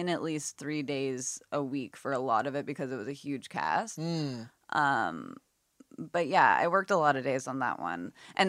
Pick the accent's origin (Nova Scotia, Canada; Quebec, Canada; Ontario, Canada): Nova Scotia, Canada; Halifax; And I grew up like right around the Hydra Stone too.